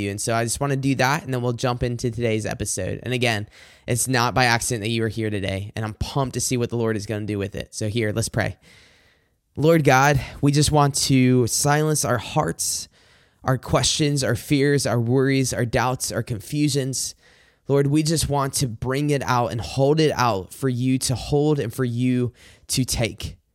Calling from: Macomb, Michigan, United States; I'm recording this from Macomb, Michigan.

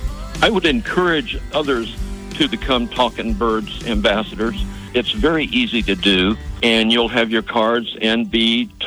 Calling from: Clarkston, Washington, United States; I am calling from Clarkston, Washington.

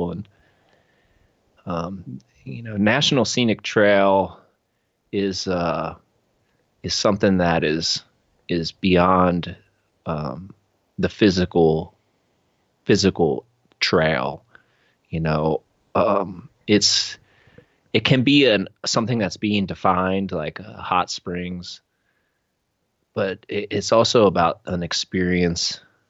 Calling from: Ashland, Oregon, United States; once again, I'm coming from Ashland, Oregon.

